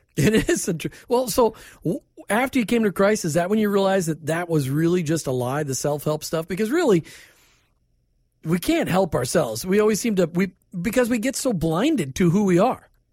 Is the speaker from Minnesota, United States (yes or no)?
yes; Minnesota, United States; now in Tampa Bay, United States; I grew up in Minnesota